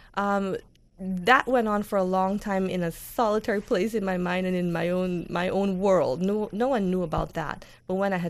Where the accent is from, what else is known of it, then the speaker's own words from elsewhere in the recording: Guyana; moved away as an adult; also born or lived in New York; now in United States; I grew up in Guyana